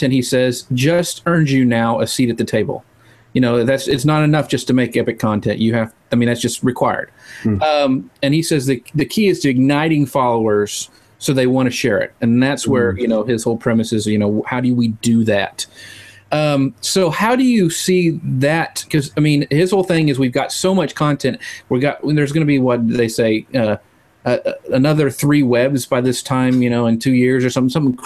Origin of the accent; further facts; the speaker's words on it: East Texas, United States; I'm from East Texas and we mangle stuff all the time